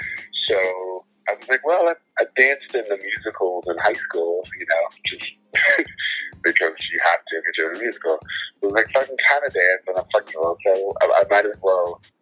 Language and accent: English; Orange County, California, United States; moved away as an adult; I grew up in California for the most part, in Orange County